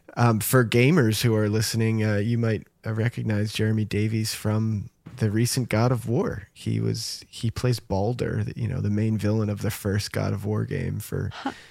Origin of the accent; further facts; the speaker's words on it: New Jersey, United States; growing up in New Jersey, like we didn't go very far